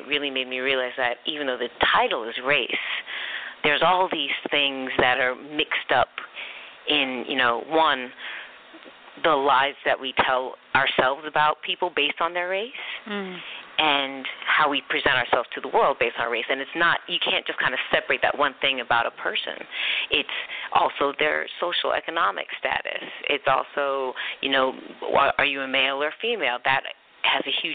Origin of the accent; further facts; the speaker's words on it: Philadelphia, Pennsylvania, United States; moved away as an adult; also born or lived in Charleston, South Carolina; now in New York, United States; I spent my childhood split between Philadelphia